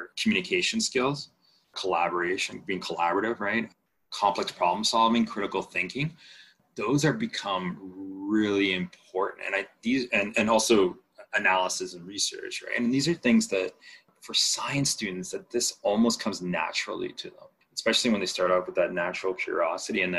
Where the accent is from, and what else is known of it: Panama; born or raised there; first language Spanish; English is a second language; moved away